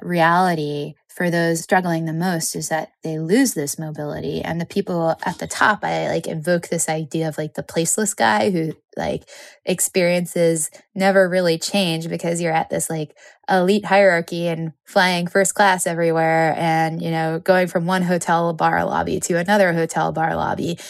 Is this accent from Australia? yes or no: no; suburb of New York, United States; moved away; my hometown suburb of New York